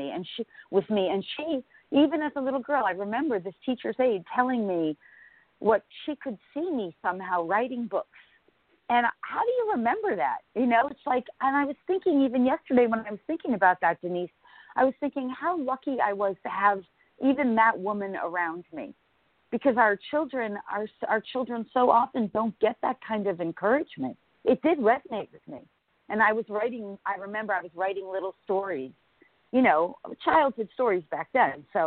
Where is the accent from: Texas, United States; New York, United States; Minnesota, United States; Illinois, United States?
New York, United States; Larchmont; also born or lived in Bronx, New York; I was born in the Bronx, New York, in a very sort of low-income area. But I, as a young girl, lived in Larchmont, New York. So until college, I lived in Larchmont, New York